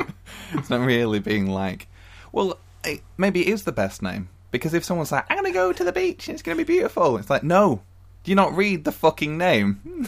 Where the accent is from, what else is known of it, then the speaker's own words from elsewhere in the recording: near Blackpool, North West England, United Kingdom; I was born in Blackpool, and my family's from Blackpool. But, yeah, when I was, like, 4, I think we moved to somewhere not Blackpool. Not that far away from it, though. Just a little bit down the road.